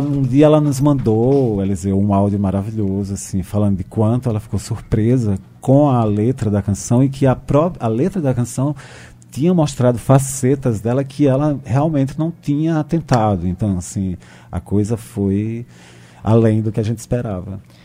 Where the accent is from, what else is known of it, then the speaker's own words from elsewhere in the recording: Brazil; eu sou filho desse Brasil